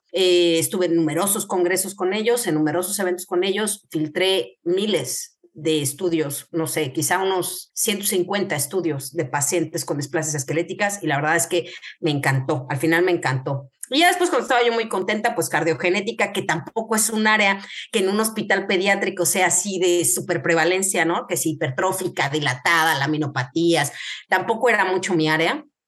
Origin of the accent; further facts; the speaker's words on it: Querétaro, Mexico; moved away as an adult; also born or lived in Mexico City; now in Spain; yo soy médico genetista de México, eh, soy de Querétaro